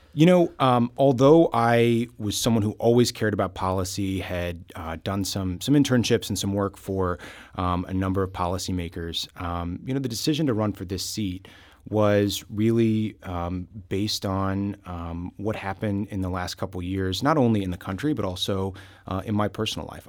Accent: Southwest Missouri, United States; I am a lifelong Missourian. I was born and raised down in Southwest Missouri.

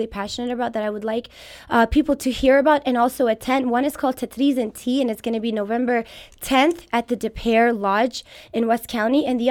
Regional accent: Moscow, Russia; also born or lived in Kabul, Afghanistan; now in St. Louis, United States; I was raised in Moscow in Russia, where I did my elementary schooling

